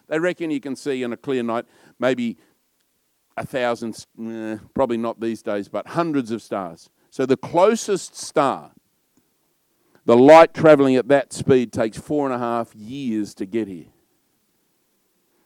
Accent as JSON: {"language": "English", "country": "Australia", "said": "I'm probably a bit loud and a bit Australian"}